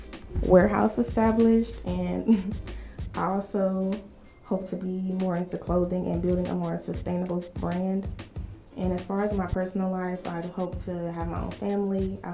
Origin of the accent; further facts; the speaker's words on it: Carrollton, United States; So growing up in Carrollton, it's a majority white town, and I won't lie, as an African American there, you can kind of feel like an outcast